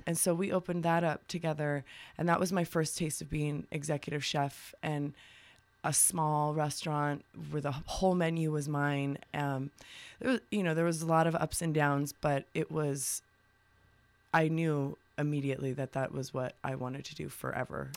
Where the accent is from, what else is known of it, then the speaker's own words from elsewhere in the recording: Tucson, Arizona, United States; also born or lived in Bisbee, Arizona; raised in Tucson.